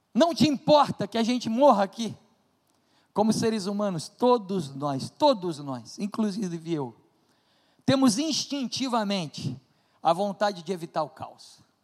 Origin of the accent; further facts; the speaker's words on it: Brazil; Nós somos brasileiros